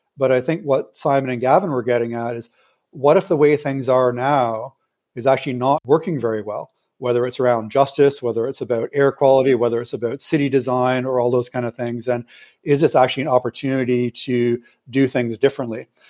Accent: Canada; I'm a Canadian citizen

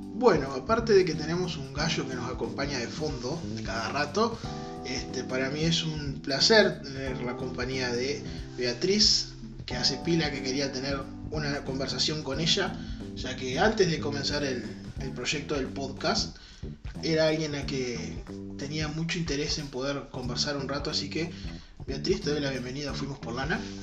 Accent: Uruguay; como uruguayos

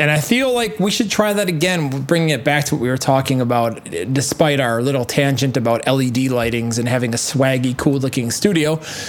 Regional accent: Wisconsin, United States; I'm from Wisconsin

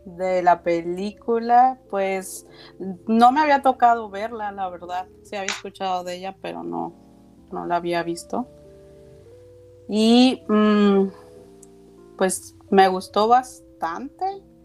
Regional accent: Mexico; now in Los Cabos, Mexico; yo soy de México este, y radico en Baja California Sur, en Los Cabos, Baja California

